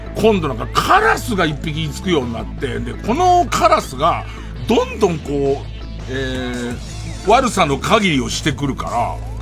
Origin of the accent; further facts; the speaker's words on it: Tokyo, Japan; もともと荒川区で俺たち生まれ育って